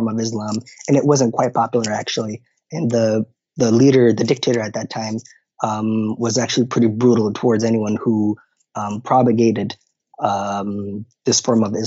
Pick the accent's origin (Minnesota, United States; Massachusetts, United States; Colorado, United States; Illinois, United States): Minnesota, United States; Minneapolis; also born or lived in Kenya; So I grew up in Minneapolis, Minnesota, from a very conservative Muslim background. My parents are originally from Somalia, and I was born in Kenya